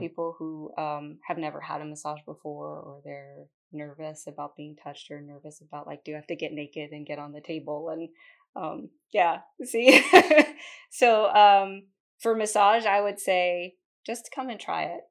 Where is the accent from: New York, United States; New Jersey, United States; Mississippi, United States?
New Jersey, United States; moved away as an adult; also born or lived in Concord, North Carolina / Denver, North Carolina; now in Kannapolis, United States; I am originally from New Jersey